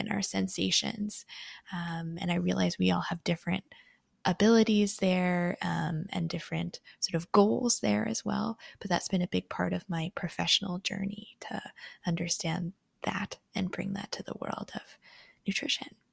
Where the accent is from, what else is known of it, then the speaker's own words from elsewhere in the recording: Canada; I'm born in Canada. I do identify as Canadian.